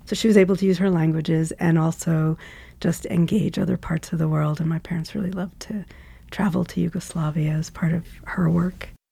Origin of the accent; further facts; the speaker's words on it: New York City, New York, United States; I grew up in New York City, in Queens, in a neighborhood called Laurelton, which is near JFK Airport